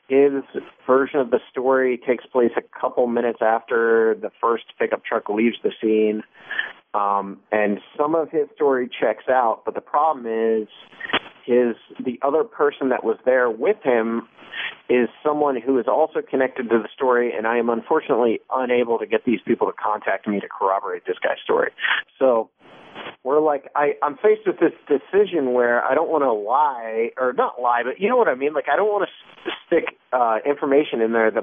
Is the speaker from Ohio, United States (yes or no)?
yes; Bolivar, Ohio, United States; also born or lived in Wadsworth, Ohio; I was born and raised in a tiny town in Ohio called Bolivar, which is like this pinprick on the map right off Route 77